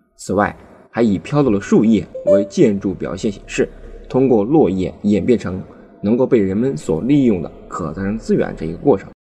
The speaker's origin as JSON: {"language": "Chinese", "region": "Anhui", "country": "China", "said": "作为一个安徽人"}